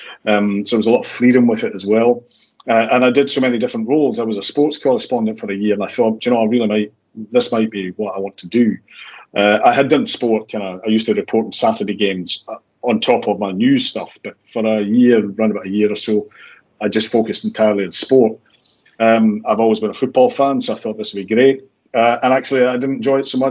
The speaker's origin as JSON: {"language": "English", "town": "Glasgow", "region": "Scotland", "country": "United Kingdom", "said": "I was from Glasgow"}